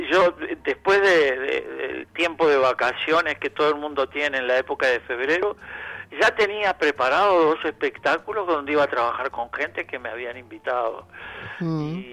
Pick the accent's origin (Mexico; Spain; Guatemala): Spain; Andalusia; No, no, no, niño, que yo, yo soy andaluz